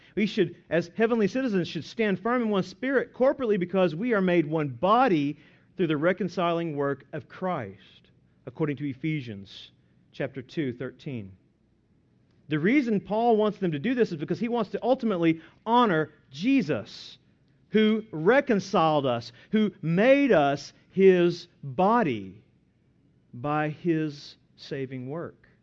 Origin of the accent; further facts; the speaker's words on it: United States; I am an American citizen.